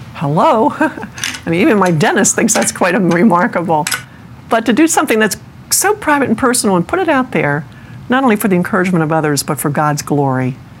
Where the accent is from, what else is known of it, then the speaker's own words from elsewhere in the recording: Maryland, United States; moved away; I'm from Maryland